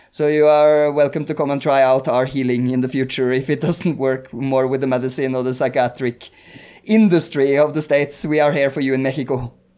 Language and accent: English; Norway; i am Norwegian